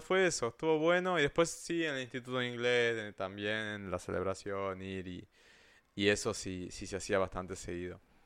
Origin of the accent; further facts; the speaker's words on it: Salta, Argentina; en Salta, de donde yo soy